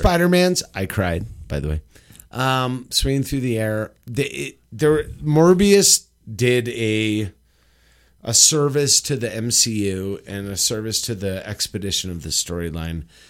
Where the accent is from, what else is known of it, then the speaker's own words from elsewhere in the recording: Los Angeles, California, United States; moved away; Los Angeles